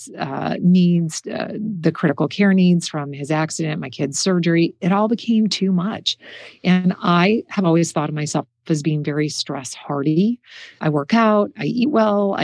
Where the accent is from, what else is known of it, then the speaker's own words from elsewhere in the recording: Midwest, United States; moved away; I come from the Midwest. We're pretty stoic.